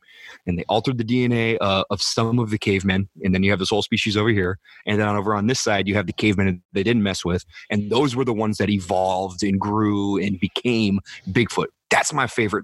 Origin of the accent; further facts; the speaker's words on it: Northern California, United States; I grew up in Northern California